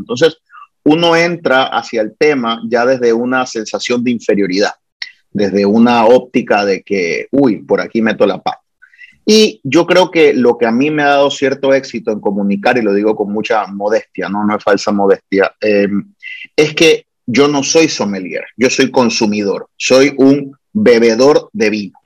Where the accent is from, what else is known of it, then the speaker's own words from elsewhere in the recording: Guayaquil, Guayas, Ecuador; now in Puerto Rico; Soy nacido en el Ecuador, en Guayaquil, pero Puerto Rico es mi hogar, es mi patria